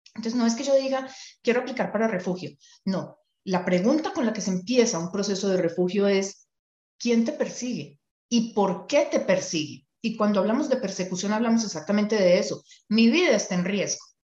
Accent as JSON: {"language": "Spanish", "country": "Colombia", "moved": "yes", "lives_now": "Canada", "said": "yo conozco algunas cosas de Colombia porque soy colombiana"}